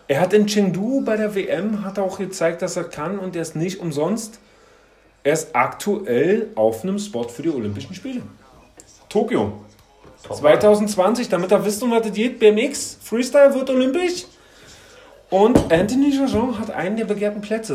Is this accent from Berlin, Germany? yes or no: yes; Berlin, Germany; ich als alter Köpenicker